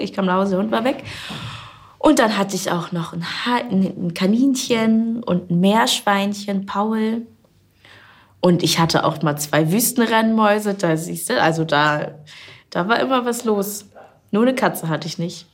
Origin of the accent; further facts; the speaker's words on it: Kreis Stormarn, Herzogtum Lauenburg, Schleswig-Holstein, Germany; also born or lived in Bad Oldesloe; Kreis Stormann, Herzogtum Lauenburg und so weiter, das ist meine Heimat.